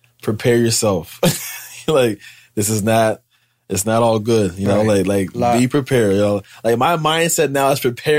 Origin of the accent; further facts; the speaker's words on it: Pittsburgh, Pennsylvania, United States; moved away as an adult; also born or lived in Harrisburg, Pennsylvania / Grand Rapids, Michigan / Hawaii; now in Miami, United States; I'm from Pittsburgh and Harrisburg, PA. That's where I grew up at.